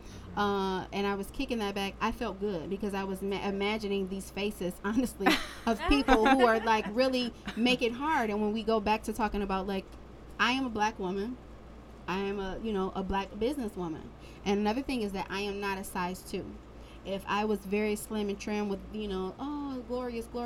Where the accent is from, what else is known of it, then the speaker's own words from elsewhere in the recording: Detroit, Michigan, United States; also born or lived in Florida; I'm from Detroit.